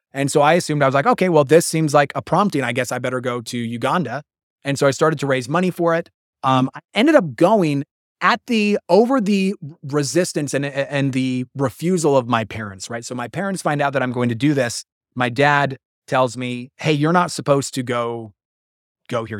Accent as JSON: {"language": "English", "region": "Wyoming", "country": "United States", "tie": "born or raised there", "moved": "yes", "said": "I'm taught this as a little polygamous, Mormon polygamous boy growing up in Wyoming"}